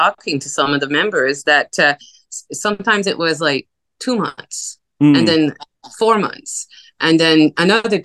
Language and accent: English; New Brunswick, Canada; first language French; English is a second language; now in Vancouver, Canada; I'm originally from New Brunswick. I lived a good part of my life here in Vancouver